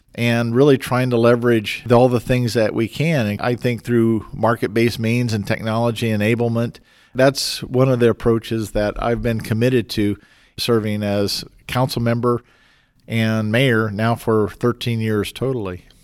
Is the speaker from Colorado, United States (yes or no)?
yes; Fort Collins, Colorado, United States; Growing up in Fort Collins, and that's my hometown, when I was fourteen, I was mayor for the day